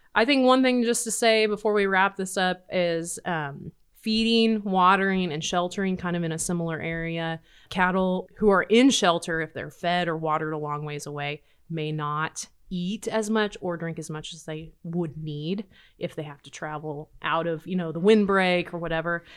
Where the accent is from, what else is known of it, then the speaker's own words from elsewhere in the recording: Nebraska, United States; Growing up in Nebraska